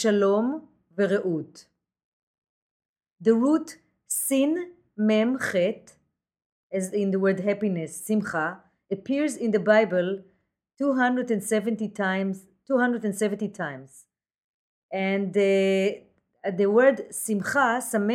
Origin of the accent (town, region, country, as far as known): Jerusalem, Jerusalem District, Israel; born or raised there; also born or lived in Mumbai, India; now in New York City, United States